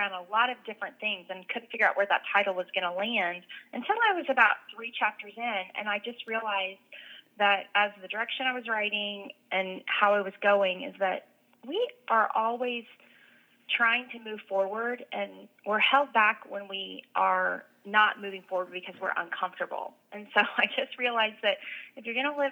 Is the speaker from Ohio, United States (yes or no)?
no; Oklahoma City, Oklahoma, United States; now in Tulsa, United States; I live in Tulsa, Oklahoma. I grew up in Oklahoma City.